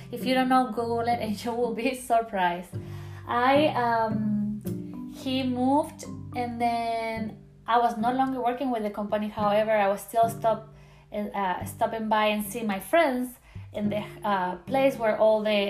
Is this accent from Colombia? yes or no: no; Chile; English is a second language; moved away as an adult; now in United States; I'm from Chile, like I told you at the beginning of my podcast. Born and raised there